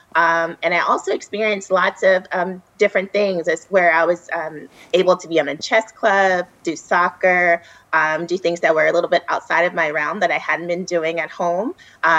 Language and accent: English; Fayette, Mississippi, United States; I grew up in Fayette, Mississippi, which is in Jefferson County, right outside of Alcorn